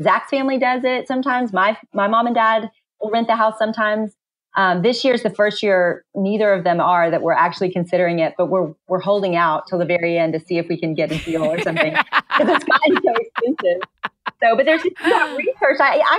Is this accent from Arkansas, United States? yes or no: yes; Little Rock, Arkansas, United States; moved away as an adult; also born or lived in Knoxville, Tennessee; now in Texas, United States; I grew up in Little Rock, Arkansas.